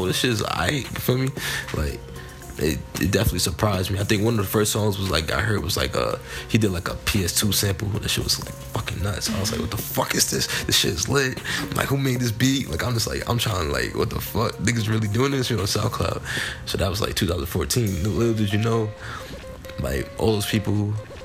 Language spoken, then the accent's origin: English; Elmont, New York, United States; from Elmont, New York